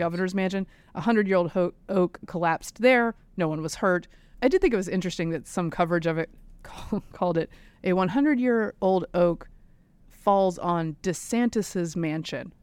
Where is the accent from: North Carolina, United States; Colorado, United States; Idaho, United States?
North Carolina, United States; inland; moved away; Some schools, even in my hometown, inland North Carolina